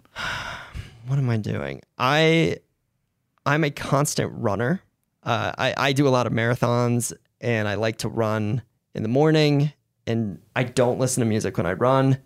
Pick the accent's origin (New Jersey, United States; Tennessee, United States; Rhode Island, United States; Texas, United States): Rhode Island, United States; I grew up in Rhode Island